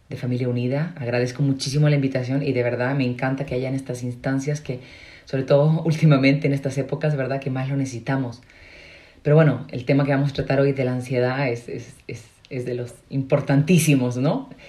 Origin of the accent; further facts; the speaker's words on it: Chile; also born or lived in Madrid / United States / Mexico; eh, soy chilena, hablo extraño porque soy consagrada, viví seis años en Madrid, entonces ahí digo yo aprendí a modular, ¿verdad? pero la mayoría del tiempo estaba en Estados Unidos, pero sobre todo en, México.